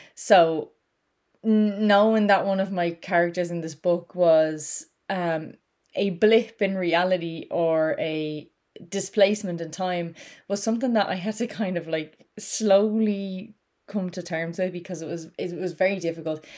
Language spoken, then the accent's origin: English; Ireland; I'm Irish